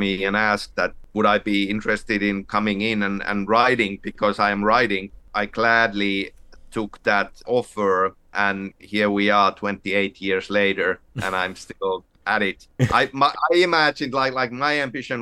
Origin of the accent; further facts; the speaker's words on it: Finland; growing up in Finland, where pretty much every family has a summer cabin